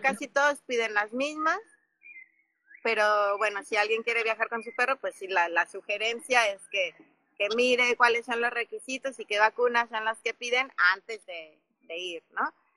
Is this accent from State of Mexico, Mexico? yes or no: no; Mexico City, Mexico; moved away as an adult; also born or lived in Africa / Oaxaca; yo soy de la Ciudad de México eh, y viví muchos años en África, viví 13 años en, en África, cuando yo tenía 21 años me fui